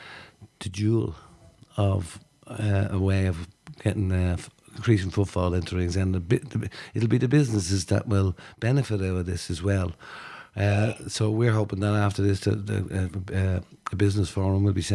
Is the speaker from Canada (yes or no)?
no; Dublin, Leinster, Ireland; also born or lived in Shelbourne Road, Dublin; I wasn't born in Shelburne. I was born in Southlots in Ringsend.